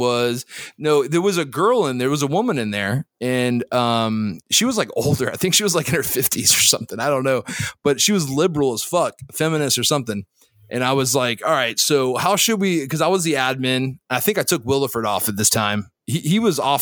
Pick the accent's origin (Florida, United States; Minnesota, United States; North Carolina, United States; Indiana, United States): Florida, United States; also born or lived in Saudi Arabia; I'm from Florida